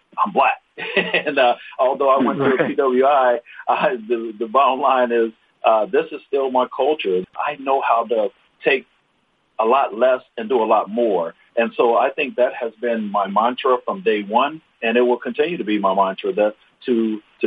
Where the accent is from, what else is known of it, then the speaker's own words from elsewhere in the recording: Dayton, Ohio, United States; moved away; also born or lived in Anchorage, Alaska; I was born in Dayton, Ohio